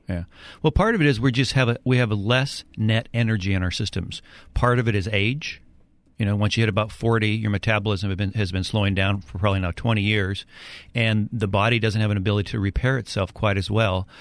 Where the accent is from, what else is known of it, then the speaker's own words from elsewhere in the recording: Edmonds, Washington, United States; also born or lived in California; I grew up in Edmonds, moved to California for college, and then moved back up here